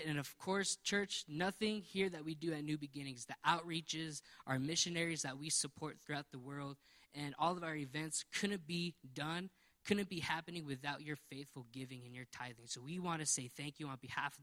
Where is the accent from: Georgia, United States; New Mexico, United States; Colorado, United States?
New Mexico, United States; we're from New Mexico, we know that our state needs some prayer